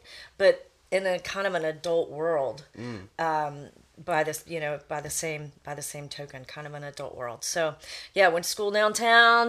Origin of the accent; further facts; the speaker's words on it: Mount Pleasant, South Carolina, United States; I grew up in Mount Pleasant, back before it was annexed